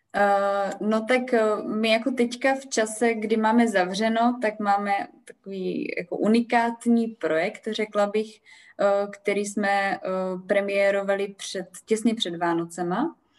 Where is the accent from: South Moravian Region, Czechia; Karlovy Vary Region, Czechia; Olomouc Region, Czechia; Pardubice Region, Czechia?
Olomouc Region, Czechia; Olomouc; já jsem prostě z Olomouce, já jsem z Olomouci úplně uh, velice úzce spjatá